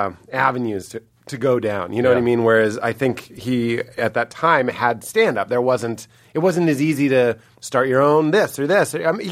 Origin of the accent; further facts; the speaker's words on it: Lexington, Massachusetts, United States; also born or lived in Chicago; now in New York, United States; I'm from Lexington